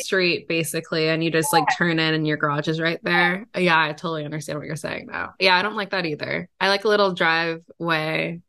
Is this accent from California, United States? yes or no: yes; Redondo Beach, California, United States; I grew up in Redondo Beach, and I went to school for computer science